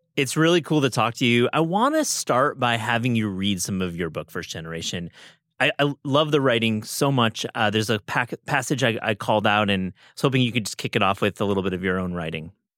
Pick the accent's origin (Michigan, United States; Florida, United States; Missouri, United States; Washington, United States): Michigan, United States; West; I'm from Michigan.